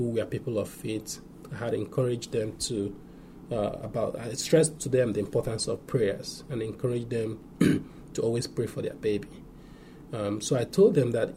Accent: Nigeria; moved away as an adult; I grew up and went to medical school in my home country, Nigeria.

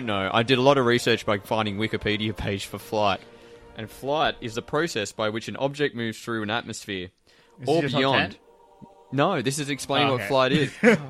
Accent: Australia; Well, I'm actually from Australia, I'm not from the UK.

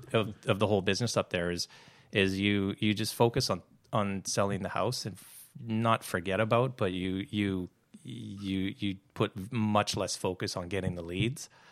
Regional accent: New Hazelton, British Columbia, Canada; moved away as an adult; I grew up in New Hazelton

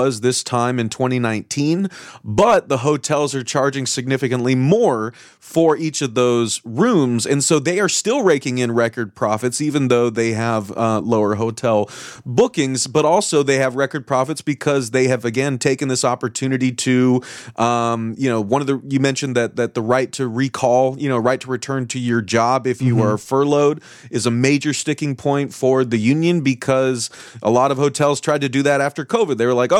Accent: California, United States; like, I grew up in Orange County, California

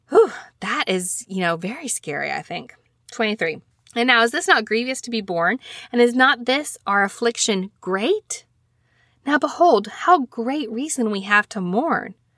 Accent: Alabama, United States; I'm from Alabama.

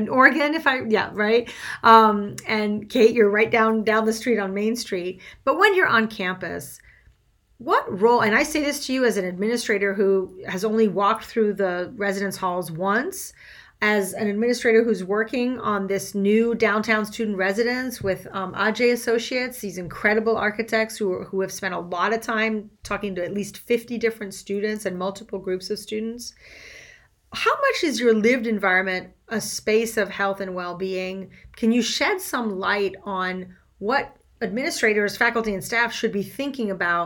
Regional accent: Switzerland; first language French; English is a second language; now in Grinnell, United States; I grew up in Switzerland speaking French, so English is my second language.

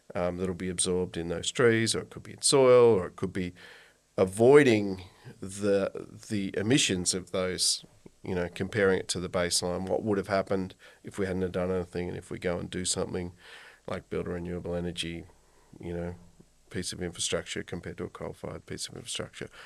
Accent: Kyneton, Victoria, Australia; I grew up in Kyneton, actually. Sixth generation on the family

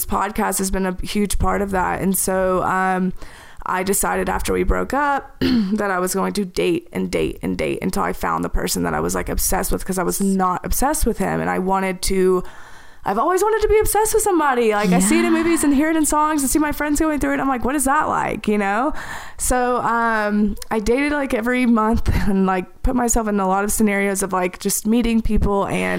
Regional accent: the South, United States; I grew up in the South.

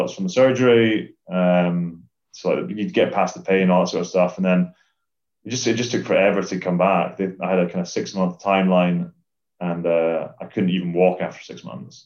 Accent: Scotland, United Kingdom; as a Scottish rugby player

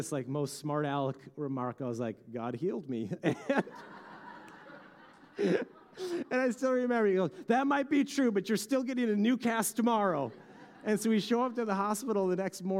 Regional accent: Bemidji, Minnesota, United States; I grew up in Bemidji

